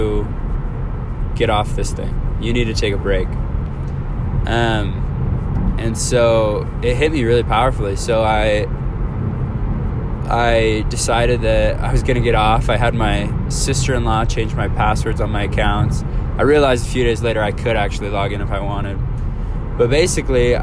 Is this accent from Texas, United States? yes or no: no; Alaska, United States; moved away; I was back home. I'm from Alaska. I was back home